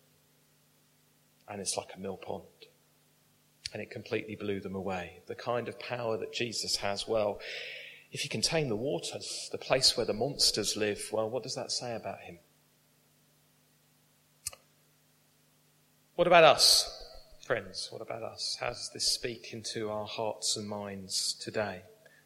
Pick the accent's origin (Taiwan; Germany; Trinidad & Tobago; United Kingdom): United Kingdom; We're British.